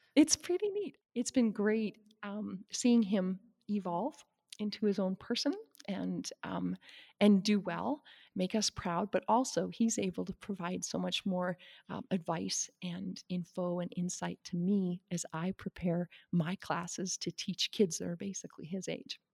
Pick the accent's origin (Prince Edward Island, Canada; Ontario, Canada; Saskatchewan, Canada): Saskatchewan, Canada; moved away as an adult; also born or lived in Wyoming; I grew up in Saskatchewan